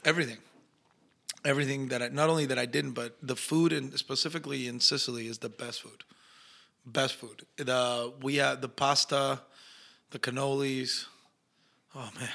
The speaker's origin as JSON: {"language": "English", "country": "Argentina", "tie": "born or raised there", "also_born_or_lived": "Mexico / Los Angeles", "accent": "Argentinian", "moved": "yes", "said": "my natural accent is Argentinian"}